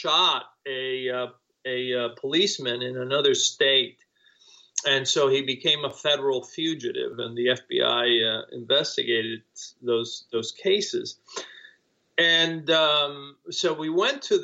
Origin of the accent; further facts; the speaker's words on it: Cuba; English is a second language; now in United States; I came to the United States as a refugee because I was fleeing Cuba when the communists took over. And, I didn't speak English